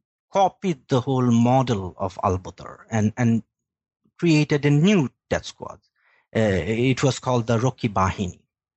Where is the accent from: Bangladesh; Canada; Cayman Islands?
Bangladesh; moved away as an adult; now in Sweden; I am originally from Bangladesh, where I worked for the Daily Star newspaper and was an editor with the Forum magazine. And I was also working for Human Rights Watch there.